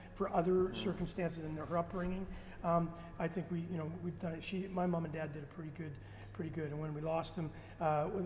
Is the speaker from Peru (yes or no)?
no; Winnipeg, Manitoba, Canada; moved away; also born or lived in Toronto; I'm from Winnipeg